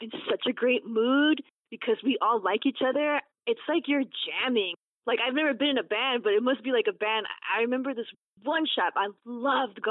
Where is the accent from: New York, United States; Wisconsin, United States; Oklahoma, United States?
New York, United States; New York City; I was born in Brooklyn